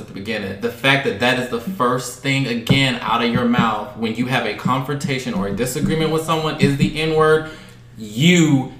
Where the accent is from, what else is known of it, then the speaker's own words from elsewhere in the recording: the South, United States; I'm coming and speaking from growing up in the South from a single parent household.